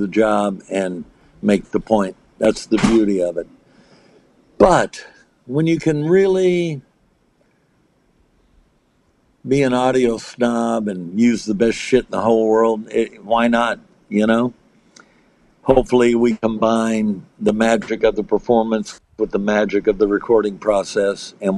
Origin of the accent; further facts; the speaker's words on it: United States; I'm American